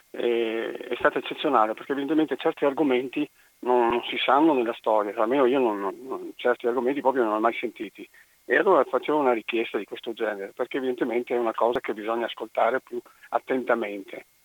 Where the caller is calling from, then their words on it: Marcon, Veneto, Italy; Siamo da Marcon.